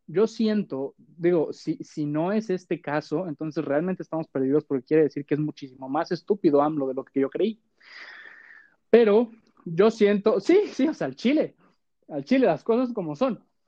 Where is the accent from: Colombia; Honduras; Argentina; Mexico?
Mexico